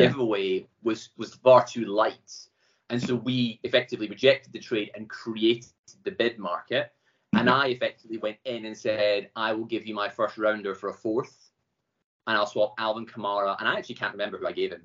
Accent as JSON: {"language": "English", "town": "Glasgow", "region": "Scotland", "country": "United Kingdom", "said": "I'm from Glasgow. Live in Glasgow. Having travelled around a bit, just came home."}